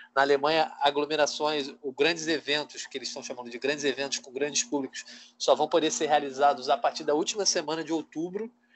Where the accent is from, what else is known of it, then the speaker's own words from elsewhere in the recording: Brazil; somos brasileiros